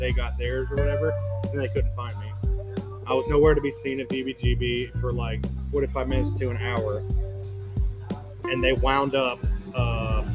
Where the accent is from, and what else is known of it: Charlotte, North Carolina, United States; born or raised there